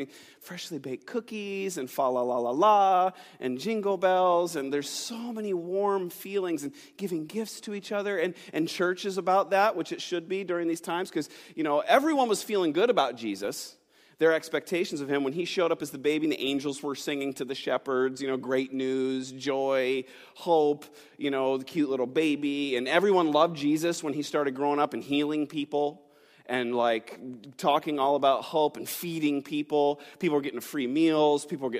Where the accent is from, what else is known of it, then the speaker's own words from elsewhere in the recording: New York, United States; now in Pittsburgh, United States; moving here to Pittsburgh. I'm not from Pittsburgh. I'm from Western New York. And moving here at a young age, just kind of coming to this new place